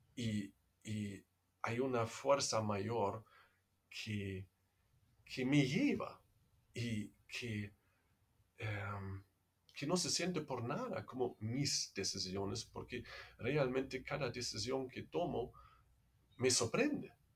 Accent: Germany; Spanish is a second language; moved away as an adult; also born or lived in Netherlands; now in Peru; soy alemán, entonces no es como eh, quizás se escucha de mi acento, no soy peruano

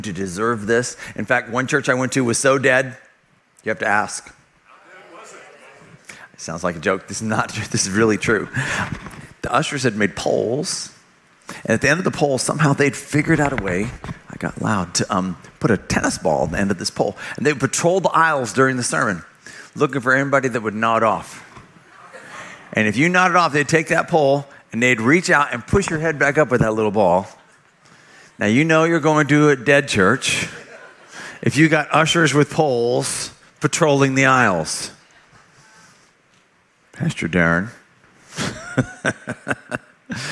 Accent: California, United States; moved away as an adult; also born or lived in Oklahoma; I grew up in California. Not proud of it, but it wasn't my choice. I was born there.

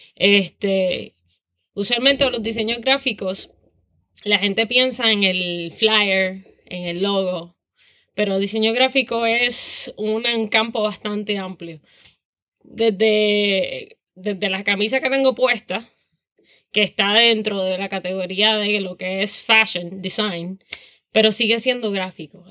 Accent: Toa Baja, Puerto Rico; also born or lived in San Juan, Puerto Rico / Savannah, United States; nací en San Juan, criada en Toa Baja

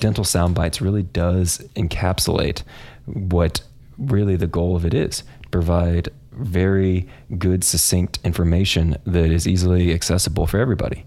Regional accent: Kansas, United States; also born or lived in San Antonio, Texas; I am from Kansas, grew up in a suburb right outside of Kansas City

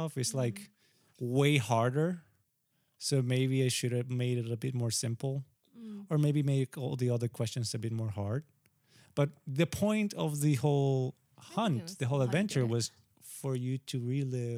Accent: Santo Domingo, Dominican Republic; moved away; Is Santo Domingo

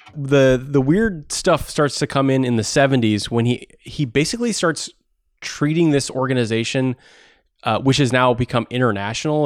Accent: Takoma Park, Maryland, United States; I grew up in Tacoma Park

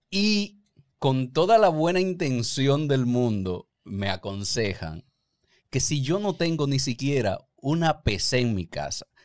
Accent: Santiago, Chile; born there; Yo nací en Santiago.

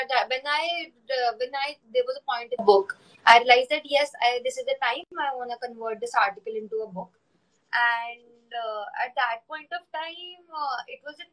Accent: Delhi, India; I am from Delhi

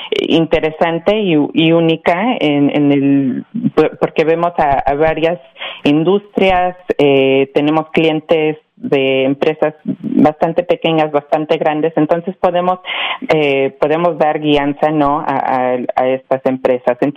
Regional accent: Mexico; also born or lived in Miami; now in United States; soy yo originalmente de México, pero sí, como eh, ya mencioné, pues sí, viví en Miami ya por muchos años

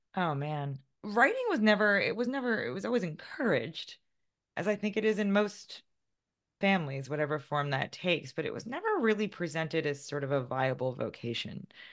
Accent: White Plains, New York, United States; I grew up about thirty minutes north of the city in one of the less glamorous towns in Westchester County

